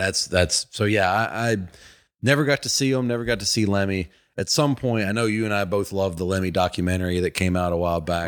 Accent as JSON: {"language": "English", "region": "Virginia", "country": "United States", "moved": "yes", "lives_now": "Atlanta, United States", "said": "I'm from Virginia, my parents, sisters st-, were still up there."}